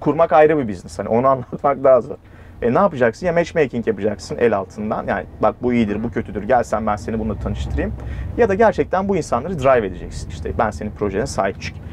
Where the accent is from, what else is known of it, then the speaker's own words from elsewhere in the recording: Mustafakemalpaşa, Bursa, Turkey; moved away as an adult; bizim Mustafa Kemal Paşalıyım ben Bursa